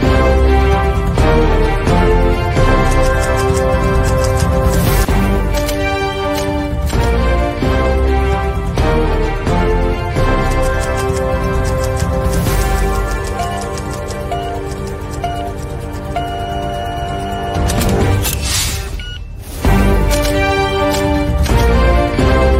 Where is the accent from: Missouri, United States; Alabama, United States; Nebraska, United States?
Missouri, United States; Ferguson; also born or lived in Fort Hood, Texas / Los Angeles; I'm from St. Louis. I'm originally from Ferguson.